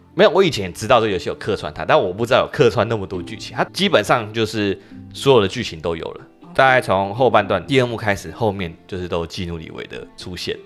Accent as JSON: {"language": "Chinese", "country": "Taiwan", "accent": "Taiwanese English", "said": "他们的那个日式英文口音真的是不输给我们台式英文口音"}